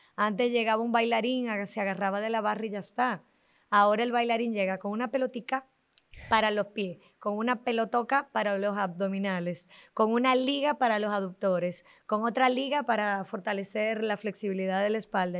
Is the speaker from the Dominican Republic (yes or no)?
yes; Dominican Republic